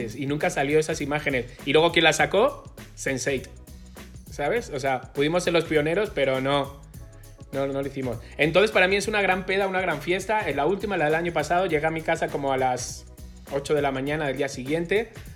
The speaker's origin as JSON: {"language": "Spanish", "town": "Madrid", "region": "Community of Madrid", "country": "Spain", "moved": "as an adult", "lives_now": "Mexico", "said": "de Madrid, gay"}